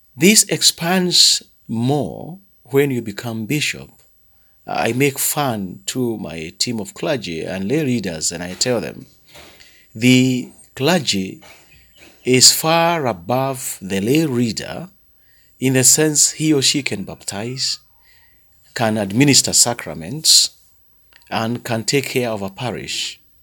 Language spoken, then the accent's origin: English; Thika, Kiambu County, Kenya; I come from the Anglican Diocese of Thika in Kenya.